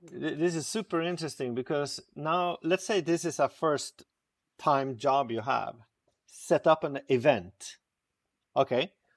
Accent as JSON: {"language": "English", "town": "Stockholm", "region": "Stockholm County", "country": "Sweden", "tie": "born or raised there", "said": "born and raised in Stockholm, Sweden"}